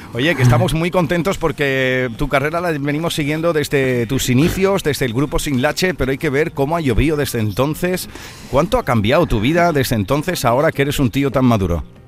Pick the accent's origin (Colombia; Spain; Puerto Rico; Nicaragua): Spain; Aracena, Andalusia; por Aracena, por mi tierra, por Huelva